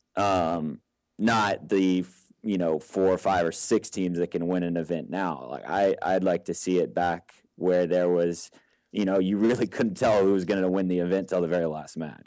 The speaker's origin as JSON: {"language": "English", "region": "Texas", "country": "United States", "tie": "born or raised there", "said": "I grew up in Texas"}